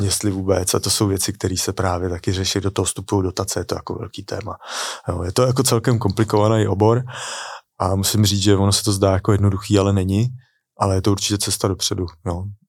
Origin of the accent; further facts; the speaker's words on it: Czechia; moved away as an adult; also born or lived in London; nevyhledával jsem český komunity